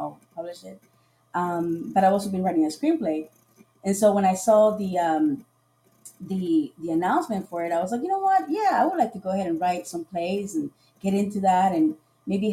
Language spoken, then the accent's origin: English; Costa Rica; moved away; also born or lived in Sarasota, Florida / Florida; I'm originally from Costa Rica